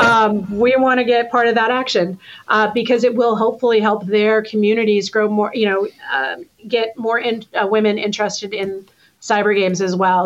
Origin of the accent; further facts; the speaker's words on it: Texas, United States; Being a Texan